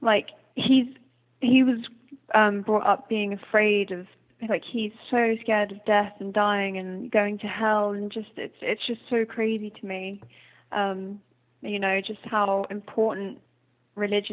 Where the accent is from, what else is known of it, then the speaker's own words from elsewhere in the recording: Hampshire, South East England, United Kingdom; accent: English; moved away; also born or lived in Ireland; I grew up in the south of England, in Hampshire, and we actually moved where we built our house. So my dad has built an eco-friendly house in Ireland, which we moved to in 2007, and I've lived in Ireland longer